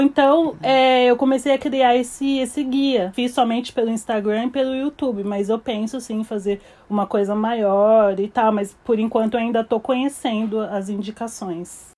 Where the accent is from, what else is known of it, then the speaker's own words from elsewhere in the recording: Barueri, São Paulo, Brazil; moved away as an adult; now in New York, United States; Eu sou de São Paulo, Barueri, Zona Oeste.